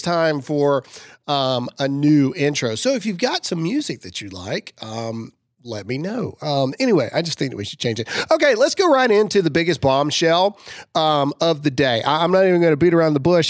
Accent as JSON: {"language": "English", "country": "United States", "said": "As an American, whether you're a Christian or not, as an American"}